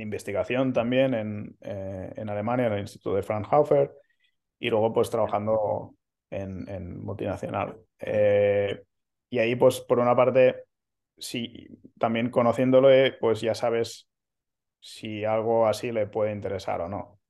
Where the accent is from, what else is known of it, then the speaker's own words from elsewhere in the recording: Manresa, Catalonia, Spain; moved away as an adult; now in Barcelona, Spain; soy de, cerca de Barcelona, eh, no, nací en, la ciudad, eh, soy de Manresa